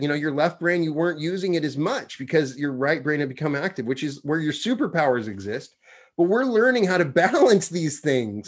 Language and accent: English; Wyoming, United States; I'm from Wyoming